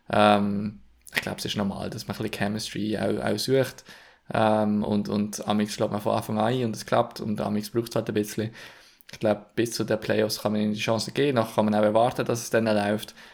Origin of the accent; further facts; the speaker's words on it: Switzerland; wo wir jetzt als Schweizer